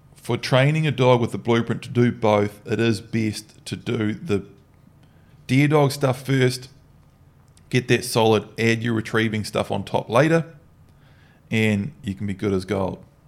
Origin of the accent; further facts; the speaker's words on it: New Zealand; growing up in New Zealand